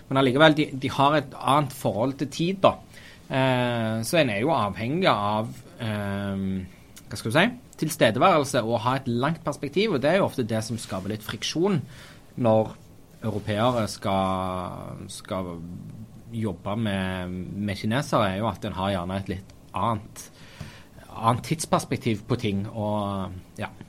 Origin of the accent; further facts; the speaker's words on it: Taiwan; born there; Ja, jeg er født i republikken Kina. Jeg er født på Taiwan.